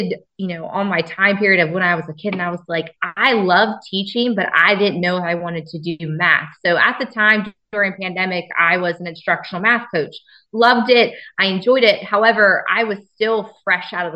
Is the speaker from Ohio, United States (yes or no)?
no; Woodbridge School District, Delaware, United States; I grew up in the Woodbridge School District. So that was home for me